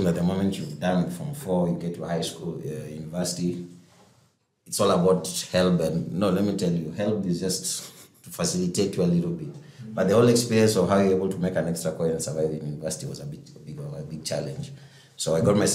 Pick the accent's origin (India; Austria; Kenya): Kenya; I'm a Kenyan. Most times people confuse me from coming from West Africa